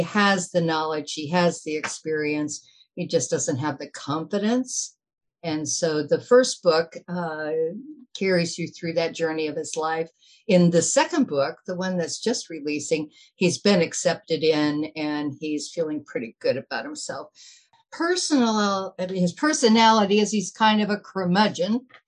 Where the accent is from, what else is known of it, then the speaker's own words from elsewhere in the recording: Nebraska, United States; summer of my childhood in Nebraska, up in this northeastern corner. And I consider that kind of like my hometown.